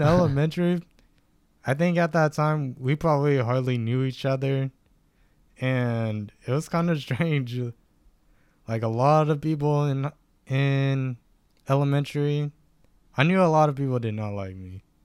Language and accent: English; Stockton, California, United States; also born or lived in Lodi, California / Galt, California; where I grew up was more in Stockton. I was born out in Lodi